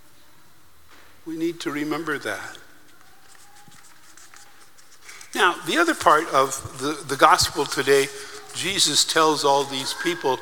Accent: United States; I'm from the United States

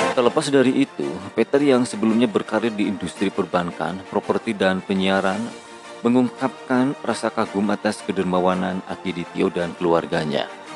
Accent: West Java, Indonesia; Sebagai warga Jawa Barat

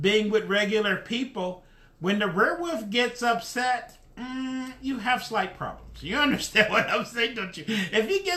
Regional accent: Dayton, Ohio, United States; moved away; When I'm from Dayton, Ohio. When I was in Dayton, Ohio, I left Dayton, Ohio in 1980. In Dayton, Ohio, when I was growing up, it was just black and white

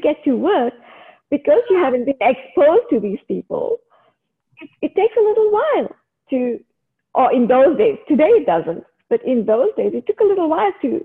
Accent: South Africa; moved away as an adult; also born or lived in Canberra, Australia; now in Australia; I was brought up, like I grew up in South Africa

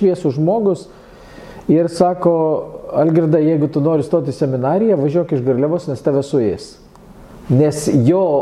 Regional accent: Marijampolė, Marijampolė County, Lithuania; accent: Suvalkian; moved away; also born or lived in Krekenava / Akmenė / Dotnuva / Panevėžys; Gimiau 59-ais Krekenavui.

